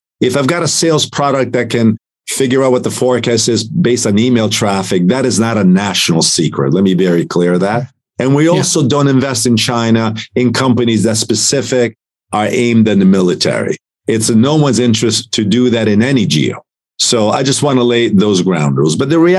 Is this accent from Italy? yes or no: yes; Italy; now in United States; and I'm an immigrant from Italy. I was given right. an opportunity in this country. I love America more than most people